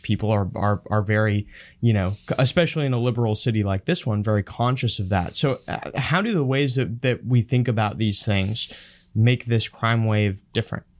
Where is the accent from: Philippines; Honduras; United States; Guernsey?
Honduras; moved away; I grew up in Honduras